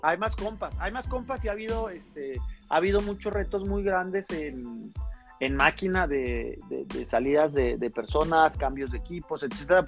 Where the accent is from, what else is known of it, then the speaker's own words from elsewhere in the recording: Chihuahua, Mexico; somos los dos de Chihuahua, estábamos en el campestre, somos amigos